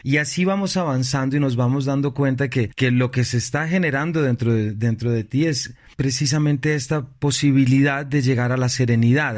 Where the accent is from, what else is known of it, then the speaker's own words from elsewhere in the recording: Colombia; nuestros temas como colombianos